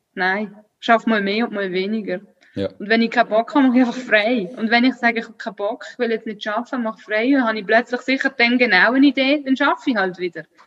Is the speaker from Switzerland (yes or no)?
yes; Switzerland; ich bin Schweizerin, ich bin mit dem aufgewachsen